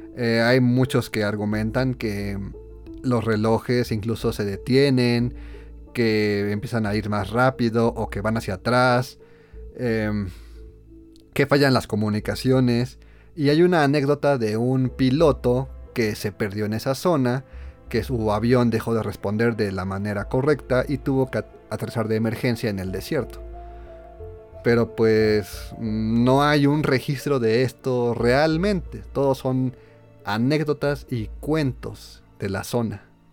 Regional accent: Mexico; somos mexicanos

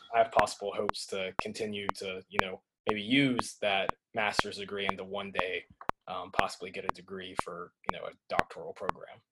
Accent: Tennessee, United States; growing up in Tennessee

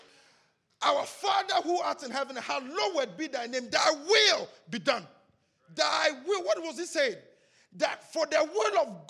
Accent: Ghana; English is a second language; moved away; We grew up together in Ghana

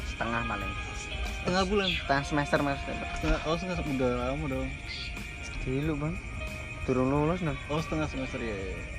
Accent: Central Java, Indonesia; also born or lived in Jakarta / Semarang; Ya aku Jawa Tengah bang.

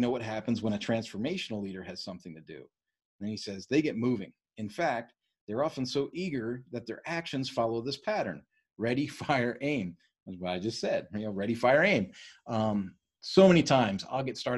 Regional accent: East Coast, United States; I was raised on the East Coast.

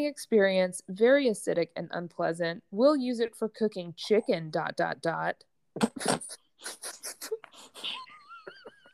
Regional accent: the South, United States; accent: Southern; I'm from the South and that will come out

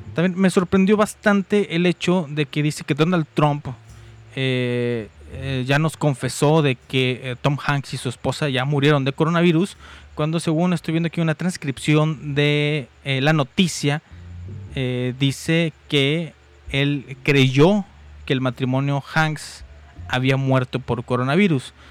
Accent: Mexico; aquí en mi amadísimo México

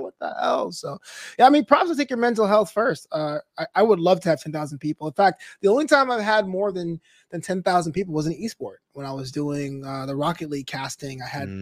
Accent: New York, United States; my hometown New York

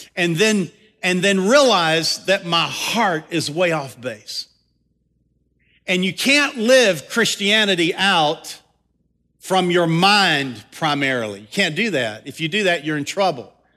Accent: the South, United States; accent: Southern; I'm a Southern boy. I'm, I'm really Southern to the core. I just, I try not to let my accent get too

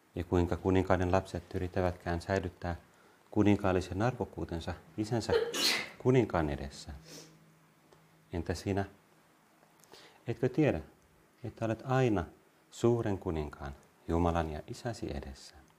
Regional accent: Vantaa, Uusimaa, Finland; also born or lived in Helsinki / Lohja / Tuusula; Mä olen kasvanut Vantaalla ennen kaikkea, Tuusulassa, mä Helsingissä syntynyt, sitten Vantaalla, Lohjalla, Tuusulassa, mutta ennen kaikkea Vantaalla. Ja olen ylpeä vantaalainen

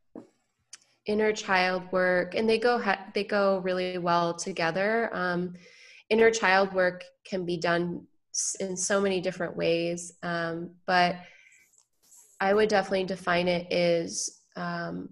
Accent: Michigan, United States; now in San Diego, United States; I grew up in Michigan

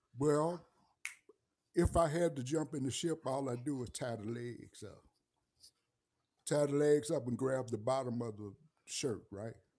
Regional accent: St. Louis, Missouri, United States; moved away; I'm from the Saint Louis area and from the city of Saint Louis.

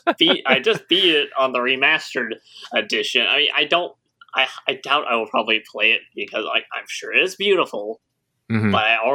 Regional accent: Alabama, United States; accent: American South; me growing up in Alabama, I can do these characters' voices very well.

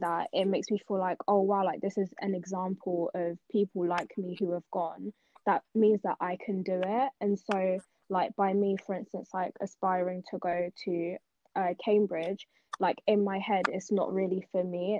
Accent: Nigeria; also born or lived in South London; now in London, United Kingdom; I'm originally from Nigeria, but um, I live in South London

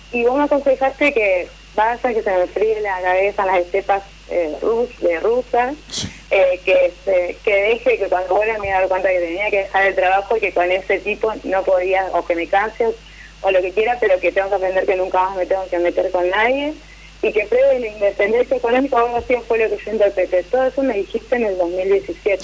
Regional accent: Santa Fe, Argentina; Yo soy de Santa Fe, capital

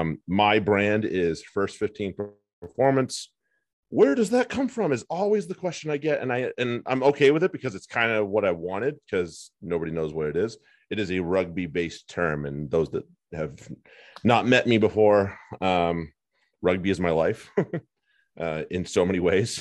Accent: United States; as an American

